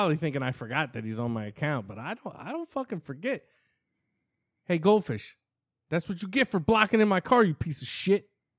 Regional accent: Ireland; I'm fucking Irish.

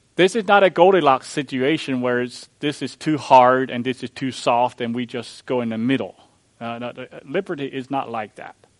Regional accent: Missouri, United States; I'm from Missouri, the show me state.

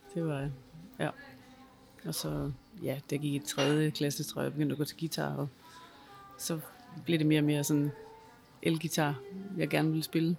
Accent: Denmark; er født i Danmark og taler dansk

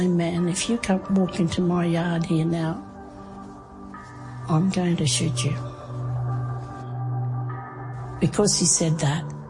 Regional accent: Cherbourg, Queensland, Australia; My family's from Cherbourg. I was born there.

